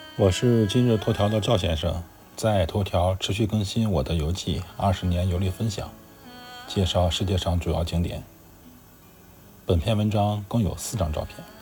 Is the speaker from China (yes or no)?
yes; China; 我们中国人可以参考一下中国男足这个项目